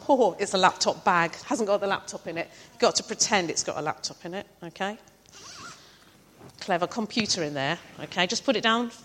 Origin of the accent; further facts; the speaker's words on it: the Fens, East of England, United Kingdom; I'm from the Fens as well